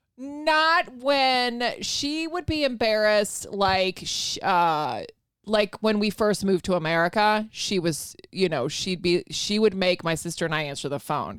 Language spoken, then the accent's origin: English; Virginia, United States; also born or lived in Spain / Rota, Spain / Madrid, Spain; Virginia, but, uh, my mom's from Spain.